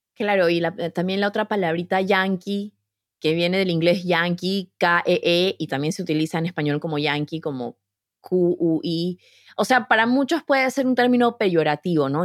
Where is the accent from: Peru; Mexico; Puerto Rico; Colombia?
Peru; now in United States; cuando yo estudiaba historia universal en el Perú